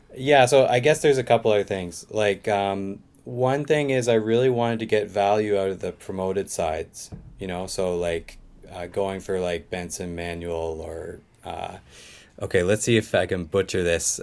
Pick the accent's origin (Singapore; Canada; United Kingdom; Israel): Canada; Eastern Canada, the Maritimes; moved away as an adult; now in Osaka, Japan; I'm originally from, uh, Eastern Canada, Maritimes.